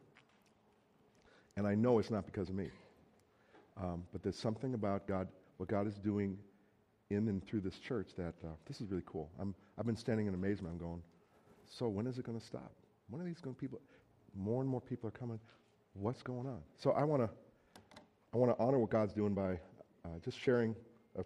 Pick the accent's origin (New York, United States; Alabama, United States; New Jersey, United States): New Jersey, United States; moved away as an adult; now in Minnesota, United States; I'm originally from New Jersey